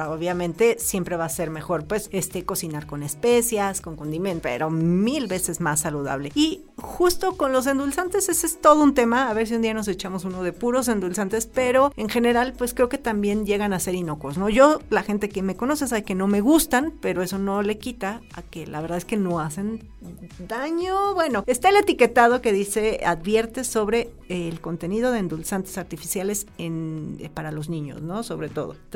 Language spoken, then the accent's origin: Spanish; Mexico City, Mexico; Yo soy chilango, ¿no?